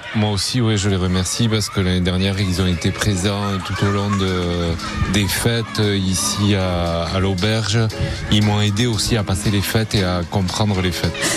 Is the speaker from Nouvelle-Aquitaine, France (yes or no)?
yes; Hendaye, Nouvelle-Aquitaine, France; also born or lived in San Sebastián, Spain; je suis né à Donosti et j'ai toujours habité à Andaï